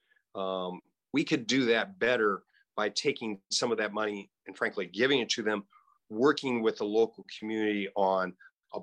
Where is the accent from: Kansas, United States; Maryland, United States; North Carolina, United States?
Kansas, United States; Hays; I grew up in Hayes